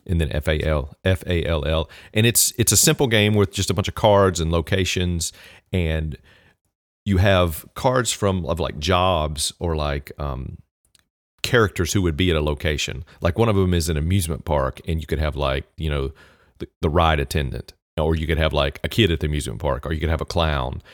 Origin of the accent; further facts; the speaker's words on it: Southwest Virginia, United States; accent: Southern; Southwest Virginia, which is where basically I'm from